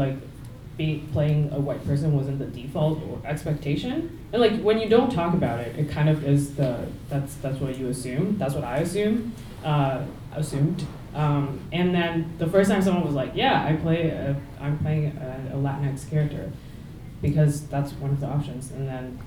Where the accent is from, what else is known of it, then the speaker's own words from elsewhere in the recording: Taiwan; now in Toronto, Canada; I'm from Taiwan, like my hometown in Taiwan is not like that.